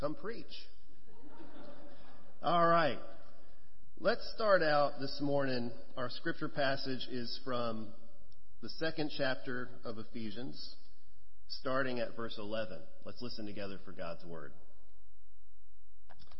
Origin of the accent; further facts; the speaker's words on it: Minneapolis, Minnesota, United States; also born or lived in Chicago area; I'm a native of Minnesota. I grew up in the Twin Cities